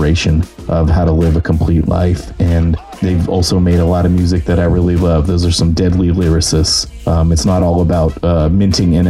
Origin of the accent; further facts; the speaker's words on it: Bay Area, California, United States; I'm from the Bay Area of California